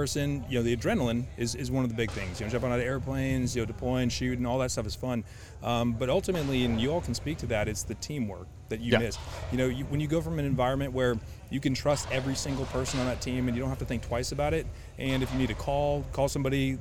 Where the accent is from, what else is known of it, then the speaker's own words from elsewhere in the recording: Connecticut, United States; I'm from Connecticut